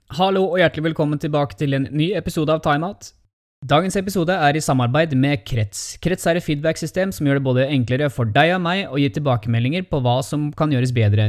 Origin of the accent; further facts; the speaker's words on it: Hamar, Innlandet, Norway; Fra Hamar